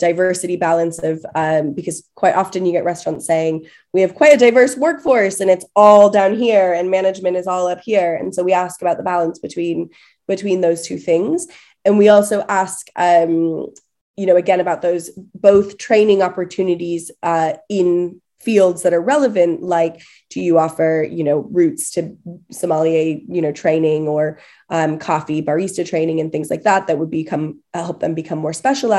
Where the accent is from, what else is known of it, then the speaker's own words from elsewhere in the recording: California, United States; now in United Kingdom; I'm from California originally